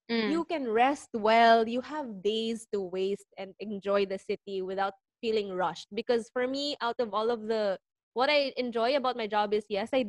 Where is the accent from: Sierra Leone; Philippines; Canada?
Philippines; being a Filipino